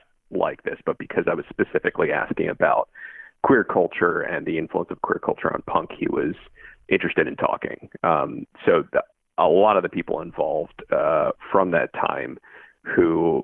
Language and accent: English; Bethesda, Maryland, United States; now in Chicago, United States; I grew up in Bethesda